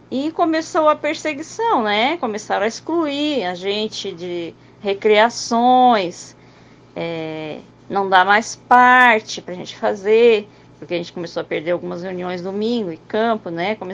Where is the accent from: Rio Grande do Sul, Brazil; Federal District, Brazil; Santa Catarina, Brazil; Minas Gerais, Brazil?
Santa Catarina, Brazil; A gente é de Santa Catarina.